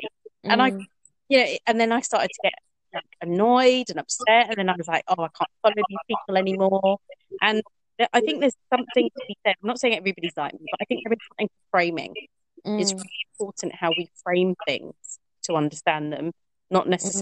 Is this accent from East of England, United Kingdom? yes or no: yes; Norfolk, East of England, United Kingdom; I grew up in National Front Norfolk in the late 1980s, early